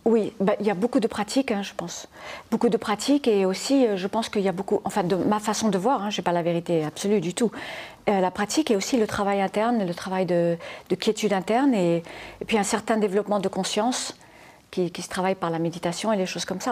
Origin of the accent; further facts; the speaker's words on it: Formentera, Balearic Islands, Spain; also born or lived in United States / France; Je suis née aux États-Unis, mais je suis mhm. élevée à Formentera, dans les Baléares